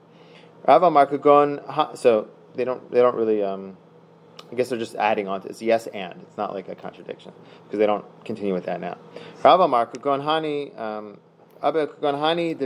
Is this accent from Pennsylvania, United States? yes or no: yes; Philadelphia, Pennsylvania, United States; I'm from Philadelphia